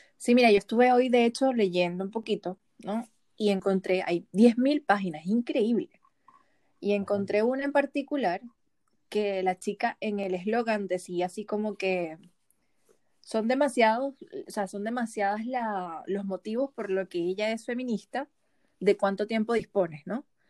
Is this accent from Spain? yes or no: no; Venezuela; moved away; venimos de Venezuela